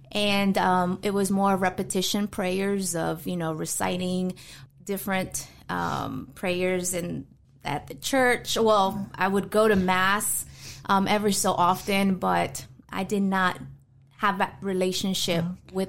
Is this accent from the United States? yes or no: yes; New York City, New York, United States; born there; also born or lived in Florida; I was born in New York City, the Bronx. My parents are originally from Mexico. They arrived here to the States from 1984.